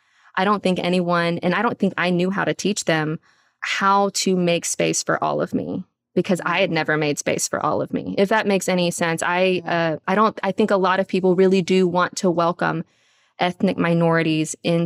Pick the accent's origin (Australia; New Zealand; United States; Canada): United States; the South; accent: Southern; now in Houston, United States; Because I grew up a Filipina kid with a Southern accent. And that was one of the first things that had to go whenever I came to Houston